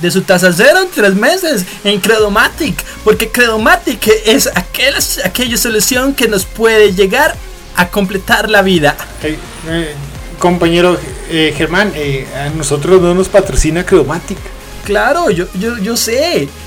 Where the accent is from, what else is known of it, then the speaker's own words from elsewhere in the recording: Costa Rica; nosotros somos bien ticos, ¿verdad?